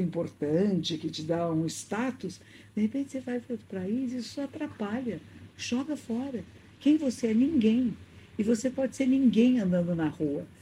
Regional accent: Brazil; moved away as an adult; also born or lived in London; aqui no Brasil

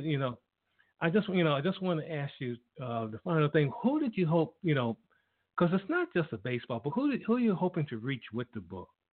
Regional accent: Washington, District of Columbia, United States; I'm from Washington D.C.

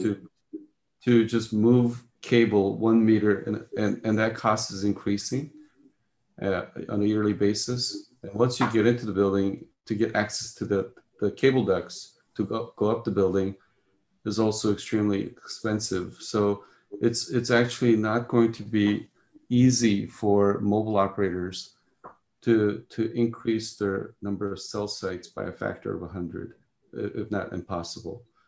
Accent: Las Vegas, Nevada, United States; I grew up in Las Vegas.

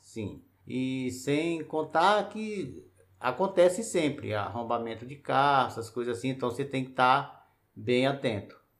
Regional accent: Piauí, Brazil; now in Brasília, Brazil; eu sou do Piauí, cheguei aqui em 90

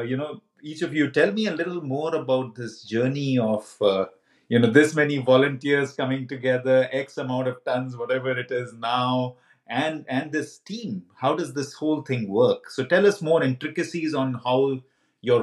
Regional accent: India; I come from India as well, and I'm deeply rooted in that culture

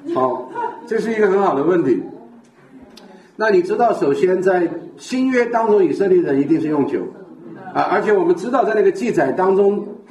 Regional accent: Sichuan, China; 特别我们四川人

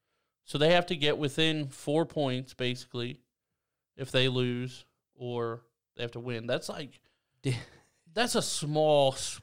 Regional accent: Ireland; I'm also Irish, bro.

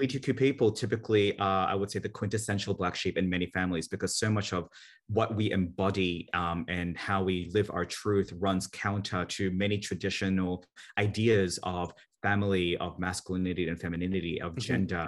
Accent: Sydney, New South Wales, Australia; moved away; also born or lived in Manila, Philippines / Santa Barbara, United States; Personally, I was born in Manila, Philippines during the Marcos dictatorship, and my family fled that turmoil to Sydney, Australia, where this weird accent comes from. And then at some point, we also moved to Santa Barbara, California.

